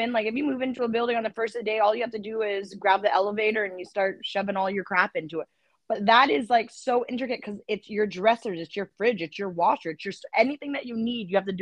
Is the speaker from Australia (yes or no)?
no; Canada; We're Canadian.